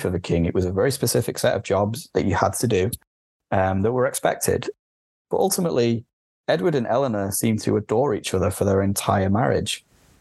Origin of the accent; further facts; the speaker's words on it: the north of England, United Kingdom; accent: northern; I'm not from London. You can tell by my accent, I'm very much from the north.